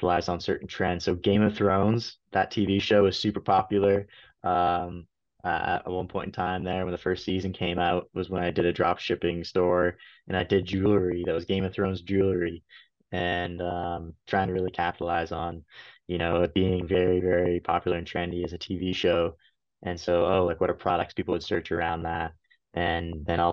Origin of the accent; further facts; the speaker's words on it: Canada; moved away as an adult; also born or lived in United States; work in the US as a Canadian